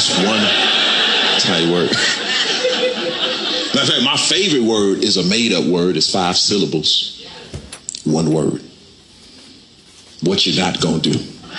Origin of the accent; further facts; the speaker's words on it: Camden, South Carolina, United States; I'm from South Carolina. I'm from a town, Camden, South Carolina. From the South. I tell people wherever I go, I'm from the South with an F and not a TH. From the South.